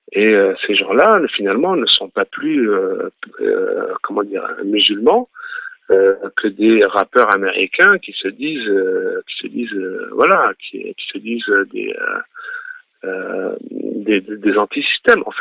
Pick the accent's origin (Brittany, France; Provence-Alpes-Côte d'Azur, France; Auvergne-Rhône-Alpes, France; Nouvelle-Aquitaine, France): Provence-Alpes-Côte d'Azur, France; Nice; Et tout en grandissant, euh, à Nice, on a des quartiers, euh, comme il peut y en avoir à Marseille ou, à Paris.